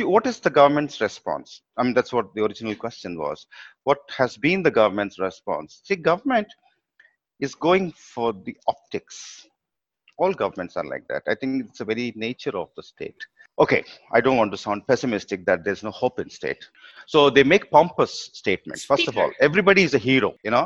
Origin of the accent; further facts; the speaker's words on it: Hyderabad, Telangana, India; I'm from Hyderabad